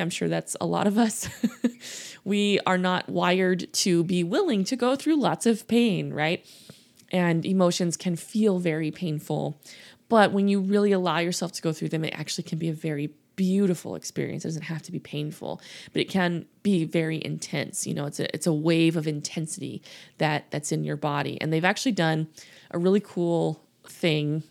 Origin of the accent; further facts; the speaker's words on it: Louisiana, United States; I grew up in the South. I grew up in Louisiana